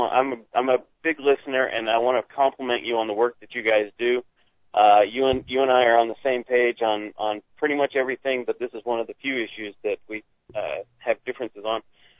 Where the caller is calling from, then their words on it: Dahlonega, Georgia, United States; I'm calling from Dahlonega, Georgia.